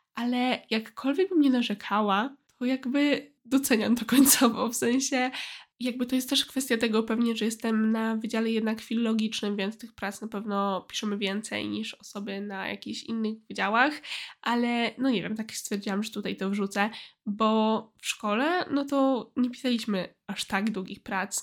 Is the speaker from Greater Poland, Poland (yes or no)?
yes; a village near Poznań, Greater Poland, Poland; moved away as an adult; na mojej wsi pod Poznaniem